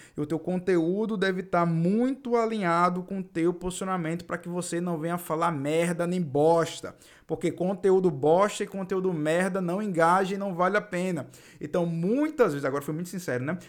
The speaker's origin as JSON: {"language": "Portuguese", "region": "Northeast Region", "country": "Brazil", "accent": "nordestino", "said": "eu sou nordestino e tenho esse sotaque aqui nordestino"}